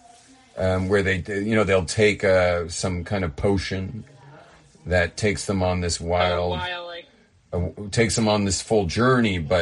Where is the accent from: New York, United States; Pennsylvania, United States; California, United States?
California, United States; Los Angeles; I'm from